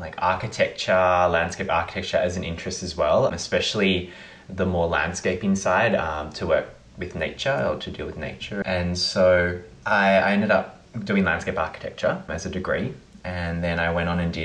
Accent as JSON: {"language": "English", "town": "Melbourne", "region": "Victoria", "country": "Australia", "tie": "born or raised there", "said": "I was born in Melbourne and I grew up in Bowen North."}